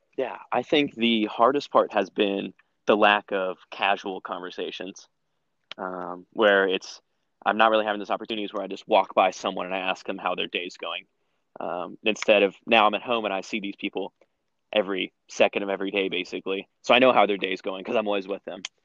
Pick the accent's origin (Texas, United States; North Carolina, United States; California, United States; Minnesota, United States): North Carolina, United States; Raleigh; I'm from Raleigh, and I'm currently a sophomore at NC State